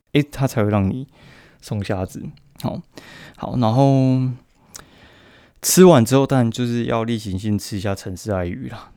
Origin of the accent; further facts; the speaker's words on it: Kaohsiung, Taiwan; 我高雄人